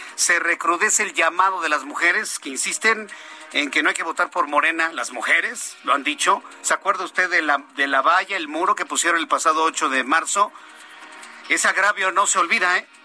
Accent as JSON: {"language": "Spanish", "country": "Mexico", "said": "¿Qué estamos pagando como mexicanos?"}